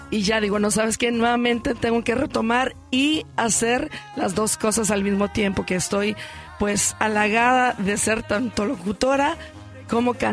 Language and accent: Spanish; Unión de Tula, Jalisco, Mexico; Hace un mes lo hicimos en Unión de Tula, Jalisco, que es mi pueblo